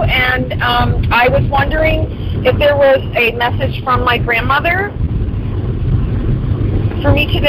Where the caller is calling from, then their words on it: San Diego, California, United States; I'm calling from sunny San Diego.